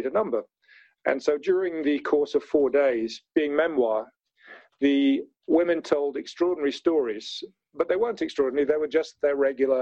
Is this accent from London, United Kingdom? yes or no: yes; London, United Kingdom; I was brought up in London, as you might tell from my accent.